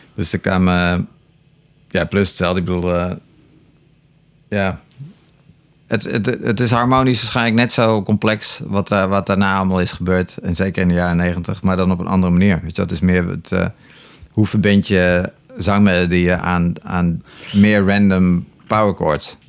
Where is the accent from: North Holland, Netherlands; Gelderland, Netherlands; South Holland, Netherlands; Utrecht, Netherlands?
North Holland, Netherlands; Enkhuizen; also born or lived in Terschelling; ik woonde toen eh, in Enkhuizen. Eh, ik ben geboren op de Schelling overigens. Het eiland Schelling. Ja. daarna heb ik tien jaar in Enkhuizen gewoond. En ik was negen of tien